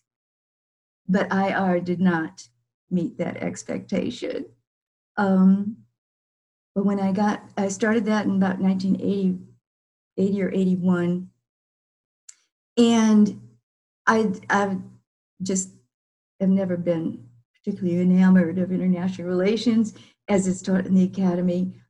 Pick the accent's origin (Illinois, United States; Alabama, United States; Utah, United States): Illinois, United States; moved away as an adult; I then came back to Illinois